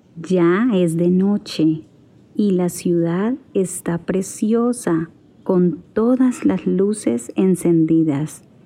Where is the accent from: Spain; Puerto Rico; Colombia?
Colombia; also born or lived in Toronto; soy de Colombia, pero ahora estoy en Toronto